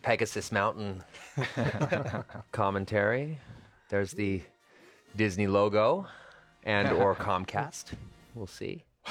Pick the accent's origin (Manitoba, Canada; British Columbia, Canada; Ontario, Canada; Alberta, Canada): British Columbia, Canada; Vancouver; Vancouver, British Columbia, yes. My hometown.